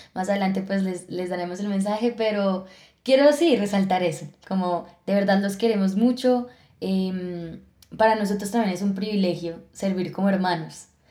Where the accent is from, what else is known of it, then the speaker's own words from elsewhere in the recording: Villeta, Cundinamarca, Colombia; also born or lived in Bogotá; yo nací en Bogotá, pero nos fuimos cuando yo tenía 5 años para Villeta. Y bueno, toda mi adolescencia la viví allá